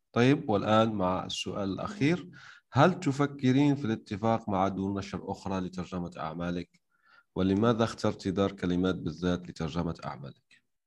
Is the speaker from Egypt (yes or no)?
no; Algeria